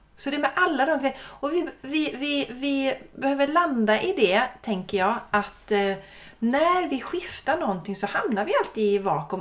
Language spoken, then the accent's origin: Swedish; Sweden; vi svenskar